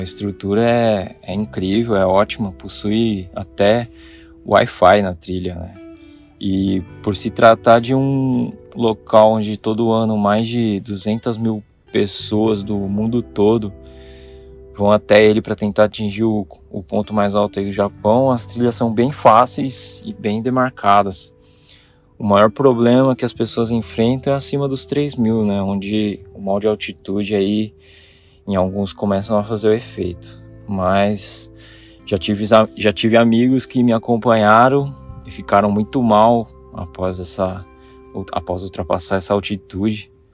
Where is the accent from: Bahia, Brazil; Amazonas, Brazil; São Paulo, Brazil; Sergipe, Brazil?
São Paulo, Brazil; Jundiaí; moved away as an adult; now in Japan; eu nasci e cresci aí no Brasil, na minha querida terrinha Jundiaí